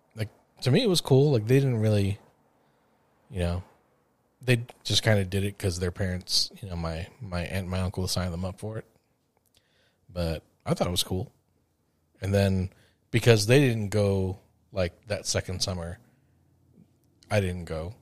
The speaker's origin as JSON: {"language": "English", "town": "Los Angeles", "region": "California", "country": "United States", "tie": "born or raised there", "said": "growing up in the San Fernando Valley"}